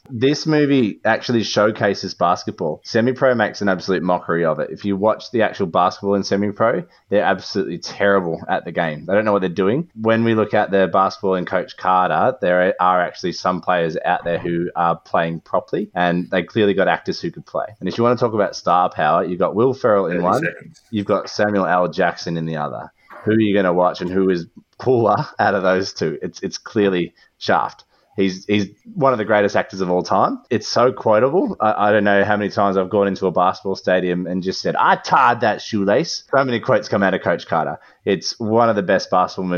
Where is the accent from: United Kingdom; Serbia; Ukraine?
Serbia; Belgrade; Growing up in Belgrade